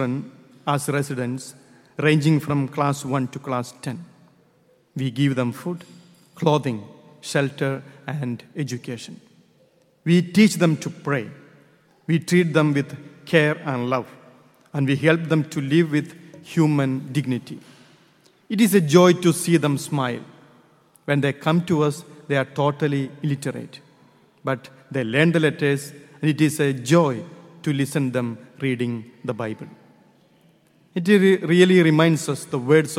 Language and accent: English; India; moved away; I am from India.